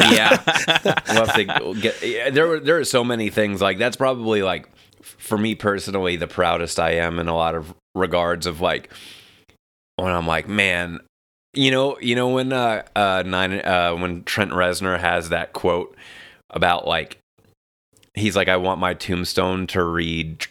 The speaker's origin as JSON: {"language": "English", "town": "New York City", "region": "New York", "country": "United States", "moved": "yes", "lives_now": "Los Angeles, United States", "said": "Staten Island, New York."}